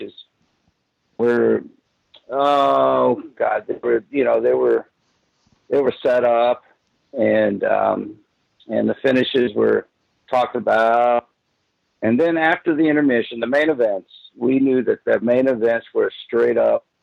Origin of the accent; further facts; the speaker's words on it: St. Petersburg, Florida, United States; I grew up in St. Pete, Florida, and that's where I live now